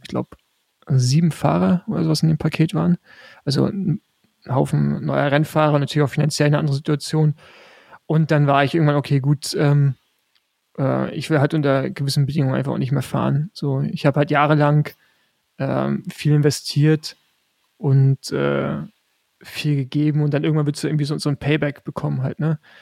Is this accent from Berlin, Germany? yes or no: no; Rostock, Mecklenburg-Vorpommern, Germany; also born or lived in Girona, Spain; als äh, Rostocker